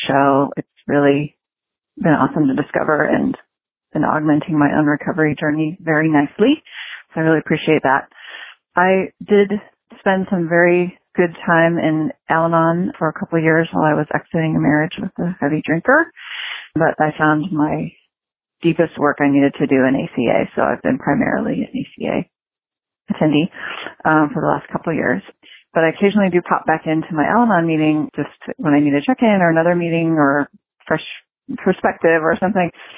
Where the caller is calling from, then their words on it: California, United States; I'm calling from California